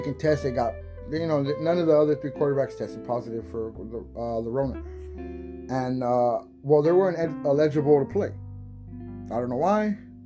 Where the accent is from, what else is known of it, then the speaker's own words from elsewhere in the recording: San Diego, California, United States; I'm from San Diego